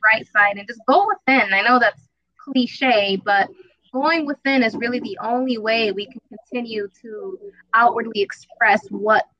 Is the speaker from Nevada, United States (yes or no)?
yes; Las Vegas, Nevada, United States; I'm from Vegas, baby, out here in the 112 degree weather. Been out here for about 20 years plus